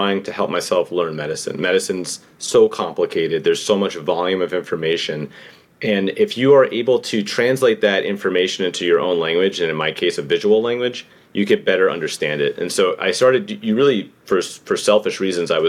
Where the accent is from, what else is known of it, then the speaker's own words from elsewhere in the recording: New York City, New York, United States; born and raised in New York City.